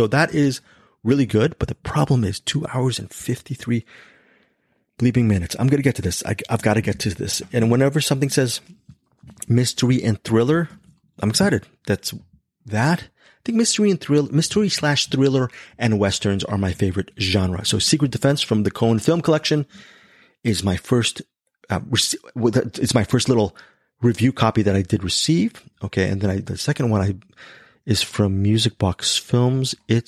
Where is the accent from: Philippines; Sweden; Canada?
Philippines; So, I am very ashamed because I am Filipino.